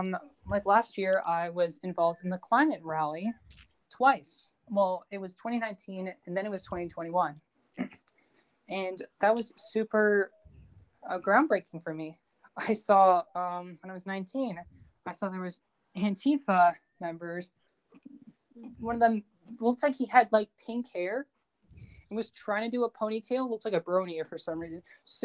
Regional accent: United Kingdom; I'm British, so I guess that kind of plays a factor.

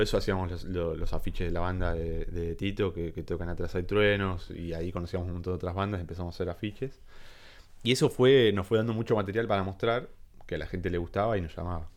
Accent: La Plata, Buenos Aires Province, Argentina; moved away as an adult; now in Buenos Aires, Argentina; yo soy de, de Citibel, de La Plata

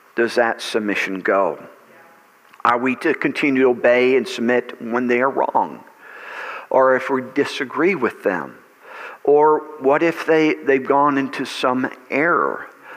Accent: United States; I am an American. I enjoy being an American

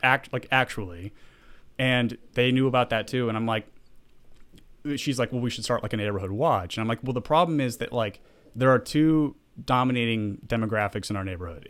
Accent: the South, United States; moved away; I grew up in the South

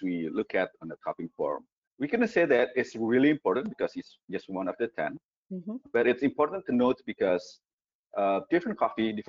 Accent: Indonesia; I came from Indonesia, where we actually grew coffee

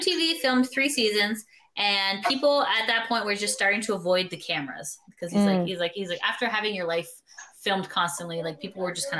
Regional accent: Canada

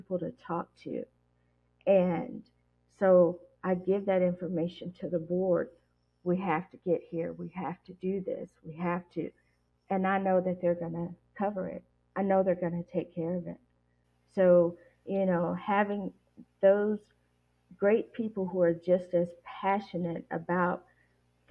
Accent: Tennessee, United States; that's my home state

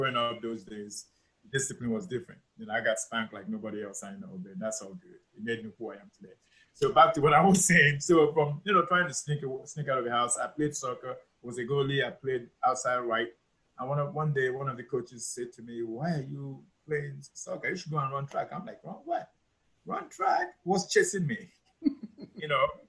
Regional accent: Enugu, Enugu State, Nigeria; also born or lived in Onitsha; I'm from Onitsha originally, but my folks, you know, were in Enugu, so I grew up in Enugu, and so that's where I grew up

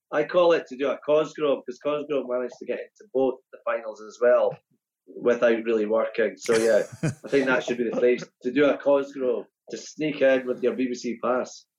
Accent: Perth, Scotland, United Kingdom; growing up in Perth

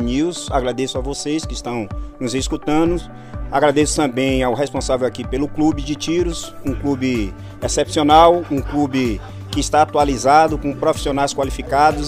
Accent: Salvador, Bahia, Brazil; eu fui criado praticamente nas ruas lá de Salvador. Basicamente, eu fui criado em Cajazeiras.

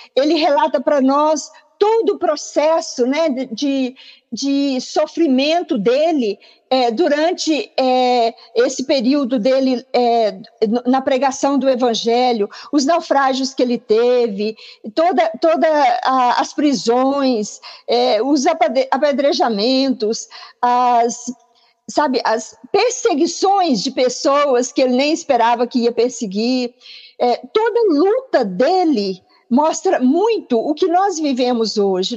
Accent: Goiânia, Goiás, Brazil; moved away as an adult; also born or lived in Japan / Malaysia; hoje eu estou aqui em Goiânia, sou da cidade de Goiânia, no estado de Goiás

